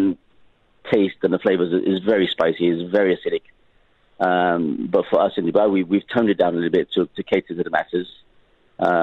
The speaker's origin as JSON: {"language": "English", "town": "Liverpool", "region": "North West England", "country": "United Kingdom", "tie": "born or raised there", "moved": "yes", "said": "I grew up in Liverpool. I was born in Liverpool, UK."}